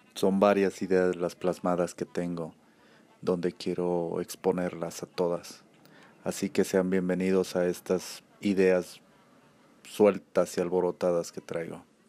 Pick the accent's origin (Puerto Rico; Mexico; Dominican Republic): Mexico; Aguascalientes; aquí en mi país, México, eh, más concreto aquí en Aguascalientes